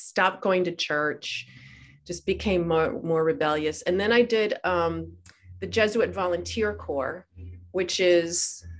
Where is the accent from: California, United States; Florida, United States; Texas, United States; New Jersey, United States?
New Jersey, United States; I was born in New Jersey